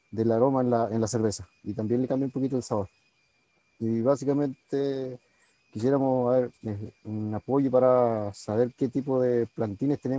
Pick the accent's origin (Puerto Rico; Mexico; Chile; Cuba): Chile; Ventisquero, Los Lagos; Yo soy de Ventisquero, que es como la, última patita, digamos, de la comuna de el más, de los más aislados que hay.